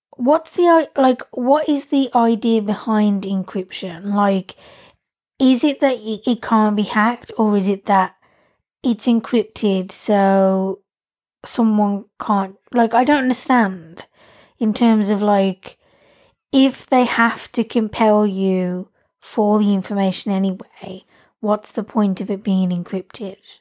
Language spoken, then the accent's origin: English; England, United Kingdom; I like being English